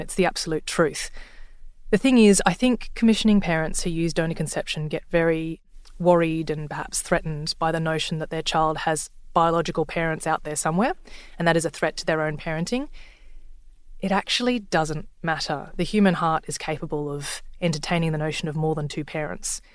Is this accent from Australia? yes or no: yes; Sydney, New South Wales, Australia; I'm from Sydney